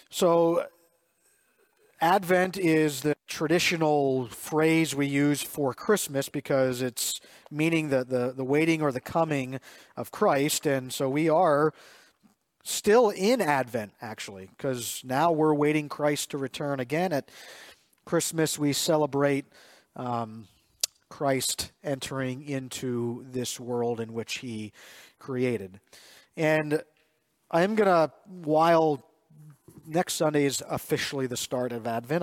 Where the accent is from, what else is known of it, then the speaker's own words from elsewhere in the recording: Reamstown, Pennsylvania, United States; Jess and I grew up in Reamstown